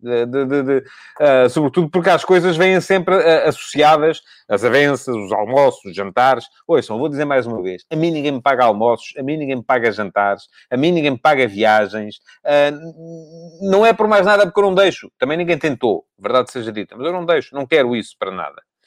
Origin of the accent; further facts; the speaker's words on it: Ribatejo, Portugal; now in Lisbon, Portugal; eu nem sou lisboeta, vivo em Lisboa, mas nem sou lisboeta, sou ribatejano.